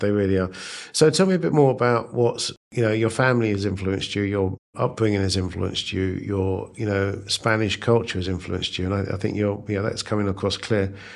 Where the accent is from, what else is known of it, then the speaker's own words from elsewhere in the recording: United Kingdom; also born or lived in India; now in United States; moved to the U K when I was nine months old, so it, it doesn't really count. And, uh, so brought up in the U K.